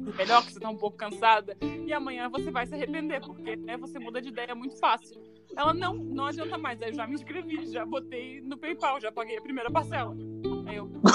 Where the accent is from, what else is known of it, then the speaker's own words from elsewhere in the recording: Brazil; a gente é brasileiro